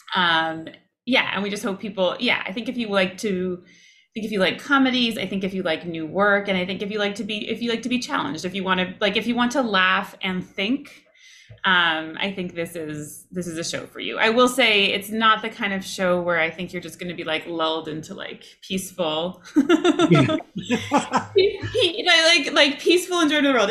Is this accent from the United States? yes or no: no; Toronto, Ontario, Canada; when I was in the second grade growing up in Toronto, in Canada